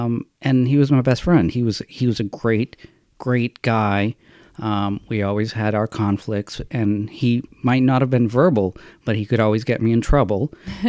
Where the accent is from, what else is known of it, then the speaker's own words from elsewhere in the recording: Massachusetts, United States; I hated Massachusetts. I hated the whole angst of childhood and all of that.